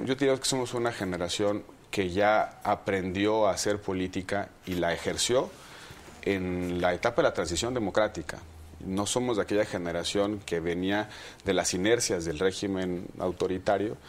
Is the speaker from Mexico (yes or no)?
yes; Mexico; como muchos mexicanos